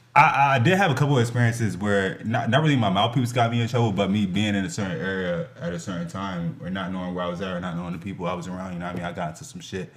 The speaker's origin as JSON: {"language": "English", "town": "Lawrenceville", "region": "New Jersey", "country": "United States", "tie": "born or raised there", "also_born_or_lived": "Trenton, New Jersey", "said": "I grew up in Lawrenceville, New Jersey, so I went to all Lawrenceville schools"}